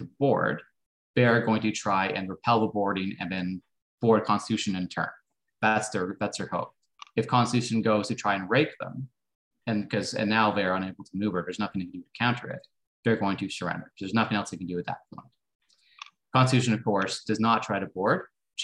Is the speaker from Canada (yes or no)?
yes; Halifax, Nova Scotia, Canada; I'm from Halifax, the British Royal Navy's base in North America